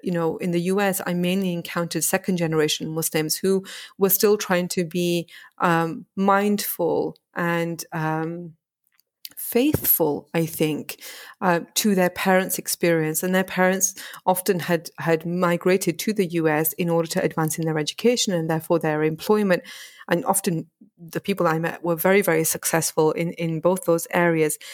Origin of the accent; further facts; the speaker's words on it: the north of England, United Kingdom; moved away as an adult; also born or lived in United States; I come from a very small working class town in the north of England.